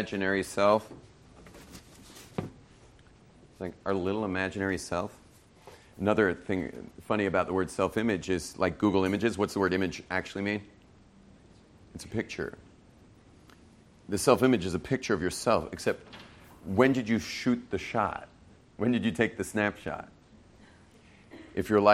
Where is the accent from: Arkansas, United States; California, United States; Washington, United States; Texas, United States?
California, United States; Los Angeles; we grew up in West